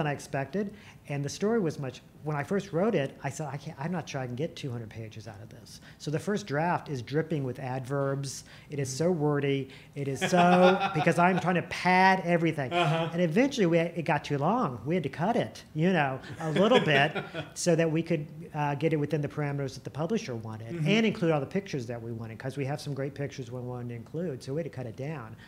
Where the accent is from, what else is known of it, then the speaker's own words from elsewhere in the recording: Illinois, United States; moved away as an adult; also born or lived in Marion County, Illinois; now in Culpeper, Virginia, United States; I grew up in Illinois. My family is from Marion County